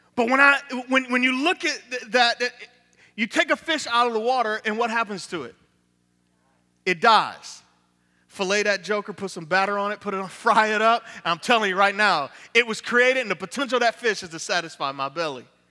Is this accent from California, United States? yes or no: no; Niagara Falls, New York, United States; now in Tampa, United States; from Tampa, Florida, originally from Niagara Falls, New York